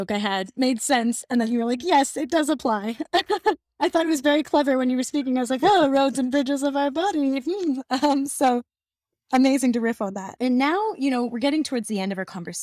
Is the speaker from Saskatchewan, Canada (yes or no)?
no; Sault Ste. Marie, Ontario, Canada; also born or lived in Toronto; I'm from Sault Ste. Marie